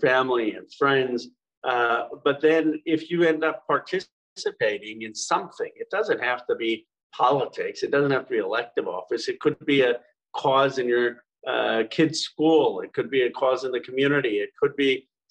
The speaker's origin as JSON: {"language": "English", "town": "Philadelphia", "region": "Pennsylvania", "country": "United States", "tie": "born or raised there", "moved": "yes", "said": "I was born in 1976 in Philadelphia, our bicentenary"}